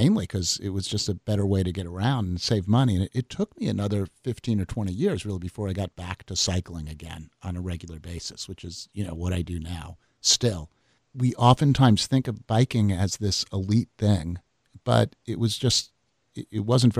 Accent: Long Island, New York, United States; I grew up on Long Island

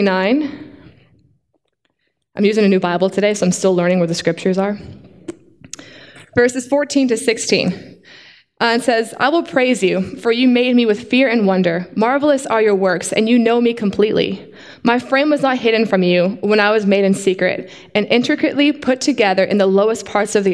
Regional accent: Canada; now in Australia; you guys may sound from my accent, but I'm actually Canadian

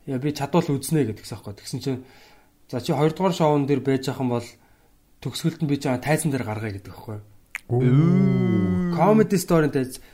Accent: Mongolia; би ингээд Монголоос ирсэн юм аа комеди хийдэг те.

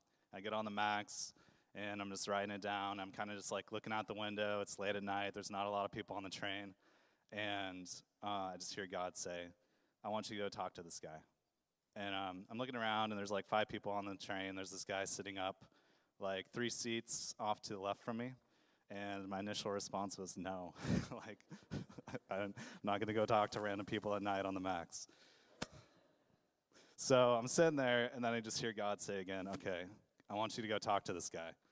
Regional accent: Idaho, United States; moved away as an adult; now in Portland, United States; I grew up in Idaho, and the reason I'm in Portland is that I initially moved out here to go to college

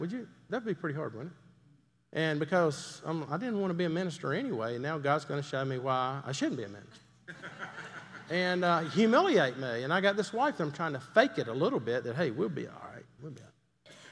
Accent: Greenville, South Carolina, United States; moved away; I grew up in Greenville, South Carolina

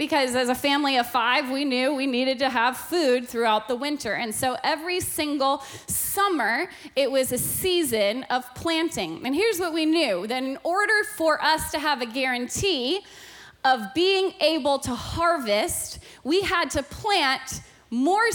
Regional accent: Alaska, United States; I was born and raised in Alaska, and growing up in Alaska

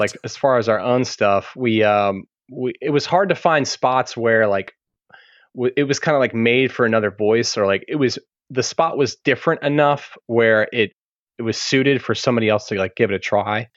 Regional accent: Maryland, United States; moved away as an adult; also born or lived in Birmingham / Baltimore; just moved back to my home state of Maryland

